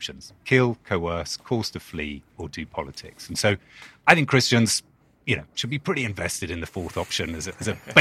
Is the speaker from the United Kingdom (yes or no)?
yes; London, United Kingdom; accent: British; moved away as an adult; now in Durham, United States; I was born in London, born and bred, and then moved here 2012